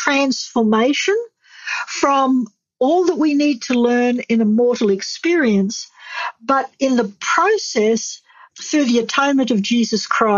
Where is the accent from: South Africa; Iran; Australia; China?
Australia; moved away as an adult; I'm from Australia